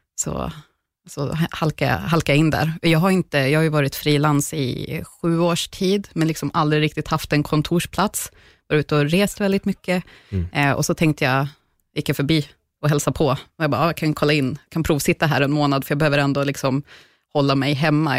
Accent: Bollnäs, Gävleborg County, Sweden; now in Stockholm, Sweden; Jag är uppväxt i en eh, stad faktiskt i mitten av Sverige som heter Bollnäs.

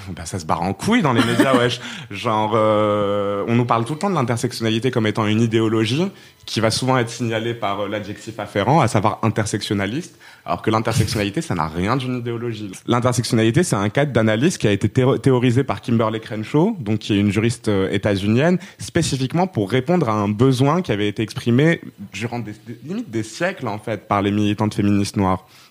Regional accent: Rabat, Rabat-Salé-Kénitra, Morocco; also born or lived in Poitiers, France; now in Aubervilliers, France; je suis marocaine, je viens de Rabat

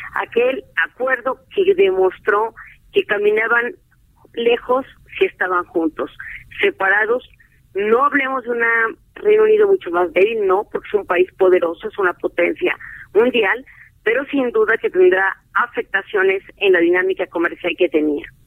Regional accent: Mexico

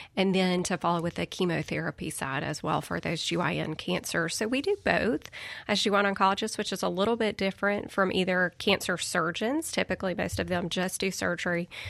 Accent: Crystal Springs, Mississippi, United States; moved away as an adult; also born or lived in Birmingham, Alabama; I'm from Mississippi. Uh, I'm from Crystal Springs. Grew up, you know, small town.

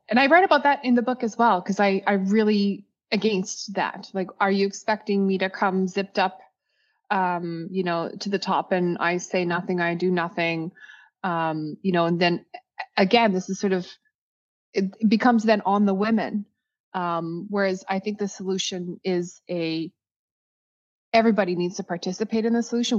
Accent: Saskatchewan, Canada; moved away; originally I'm from, I'm from Saskatchewan. I'm second generation Canadian

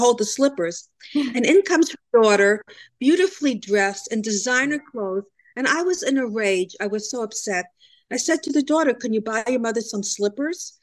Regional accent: Cleveland, Ohio, United States; also born or lived in Germany; now in New Jersey, United States; I was brought up in Cleveland, Ohio.

